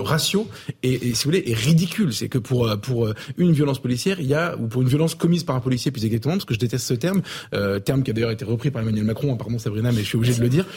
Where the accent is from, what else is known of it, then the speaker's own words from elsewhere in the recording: Avignon, Provence-Alpes-Côte d'Azur, France; Je viens d'Avignon, donc c'est pas, pas très loin